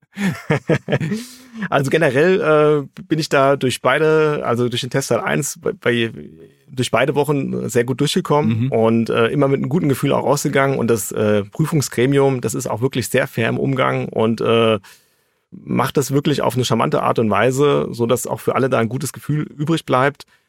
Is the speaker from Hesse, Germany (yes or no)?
yes; Frankfurt, Hesse, Germany; Ich bin gebürtiger Hesse, geboren in Frankfurt, also ein Hesse aus ganzem Herzen.